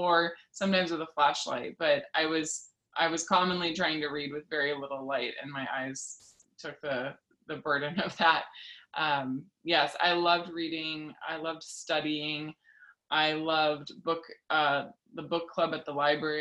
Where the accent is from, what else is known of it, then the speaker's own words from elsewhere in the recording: Lincoln, Nebraska, United States; I grew up in Lincoln, Nebraska, and we didn't lock our door pretty much ever